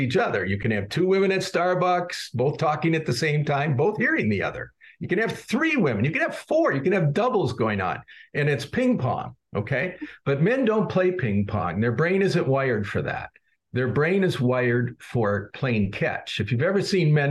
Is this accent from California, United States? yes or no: no; Chicago, Illinois, United States; I'm from Chicago